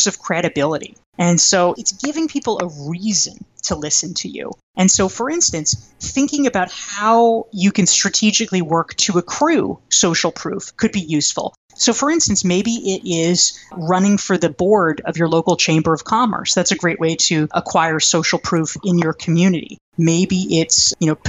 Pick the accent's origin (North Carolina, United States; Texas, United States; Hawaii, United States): North Carolina, United States; I grew up in North Carolina